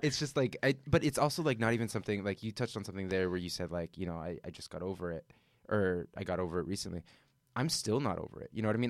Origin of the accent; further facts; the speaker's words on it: Southern California, United States; now in New York, United States; I'm from Southern California, indoor flea markets, indoor swap meets, that was just, like, always a thing, it was a part of our culture